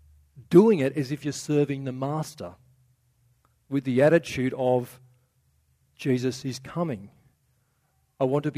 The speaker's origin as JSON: {"language": "English", "country": "Australia", "said": "one of our cultural things as Aussie"}